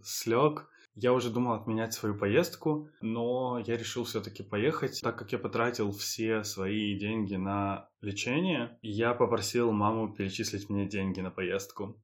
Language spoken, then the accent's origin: Russian; Ukraine; moved away as an adult; also born or lived in Budapest, Hungary; now in Hungary; в Украину домой